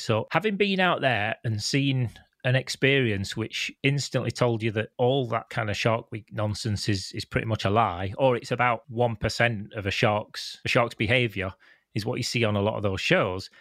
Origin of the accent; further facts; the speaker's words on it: Canada; moved away; also born or lived in United Kingdom; I'm from the UK, but I grew up in Canada.